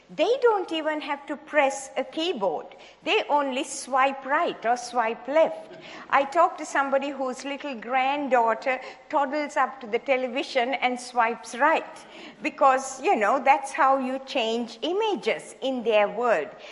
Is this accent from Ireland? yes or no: no; Sri Lanka; moved away as an adult; also born or lived in Hawaii; I was born in Sri Lanka, in the tea plantations of Sri Lanka, and went to medical school there